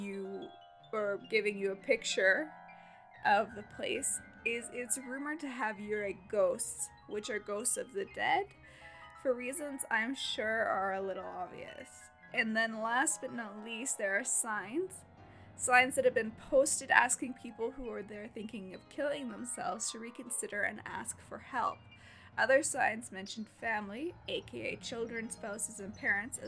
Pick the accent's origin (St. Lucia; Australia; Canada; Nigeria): Canada; I'm Canadian, so we do kilometers.